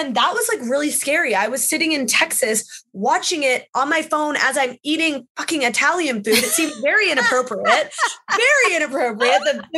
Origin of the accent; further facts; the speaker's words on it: Canada; I felt so alone in this wrestling world, especially being a Canadian and having to travel all the time.